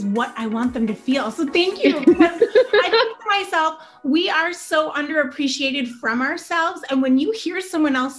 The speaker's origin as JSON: {"language": "English", "region": "Wisconsin", "country": "United States", "said": "I'm from Wisconsin"}